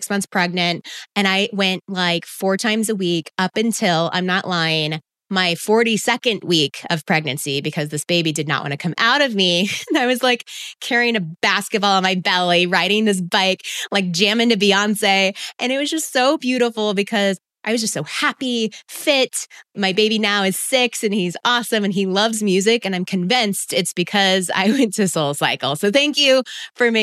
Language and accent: English; Texas, United States; I grew up in Texas